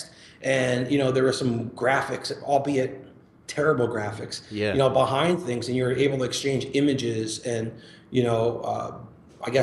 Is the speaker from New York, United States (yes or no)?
yes; New York, United States; I grew up right outside of New York City and always a Yankee fan